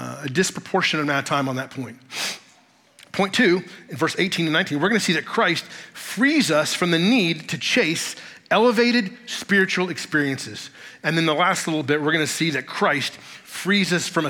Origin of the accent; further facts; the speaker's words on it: Woodbridge, Virginia, United States; I was raised in Virginia, specifically in Northern Virginia, suburb of Washington, D.C., a little town called Woodbridge